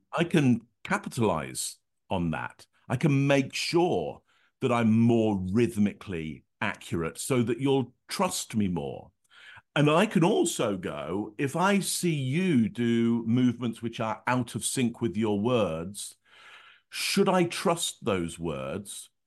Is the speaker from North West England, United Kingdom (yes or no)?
no; Northampton, East Midlands, United Kingdom; I grew up in Northampton, which is sixty miles north of London, up the M one